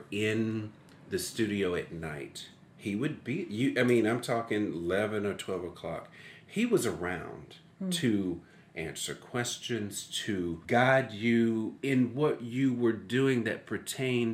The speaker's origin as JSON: {"language": "English", "town": "Meridian", "region": "Mississippi", "country": "United States", "tie": "born or raised there", "also_born_or_lived": "Hattiesburg, Mississippi", "said": "I am from Meridian, Mississippi."}